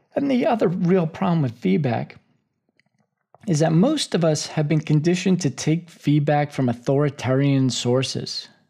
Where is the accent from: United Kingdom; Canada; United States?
United States; as an American ship captain